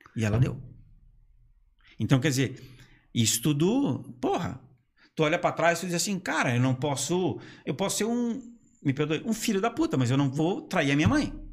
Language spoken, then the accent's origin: Portuguese; Brusque, Santa Catarina, Brazil; also born or lived in Blumenau; já que eu sou natural de Brusque